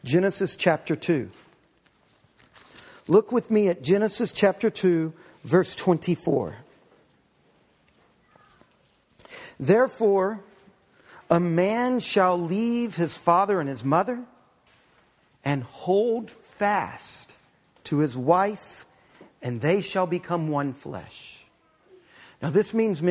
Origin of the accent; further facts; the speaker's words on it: Galveston, Texas, United States; I grew up right outside of Galveston, Texas